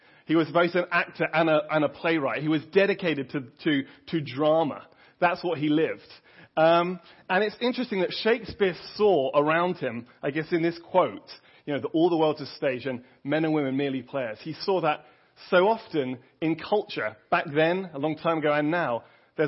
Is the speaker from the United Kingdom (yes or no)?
yes; England, United Kingdom; moved away; I'm obviously English